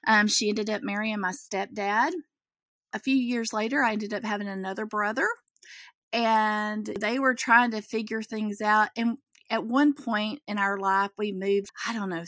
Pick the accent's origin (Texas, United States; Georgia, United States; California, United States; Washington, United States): Texas, United States; Central; I'm a country girl, as they come, probably. I grew up in Central Texas